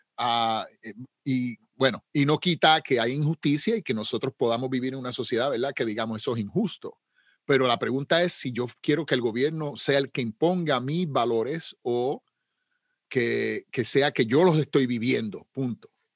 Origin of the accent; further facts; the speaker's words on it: Puerto Rico; como decimos en Puerto Rico, yo soy puertorriqueño